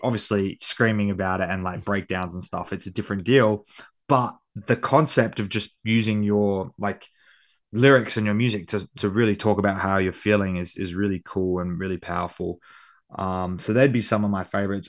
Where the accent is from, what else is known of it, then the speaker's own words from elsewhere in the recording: Perth, Western Australia, Australia; accent: Australian; my hometown because I feel like Perth gets overlooked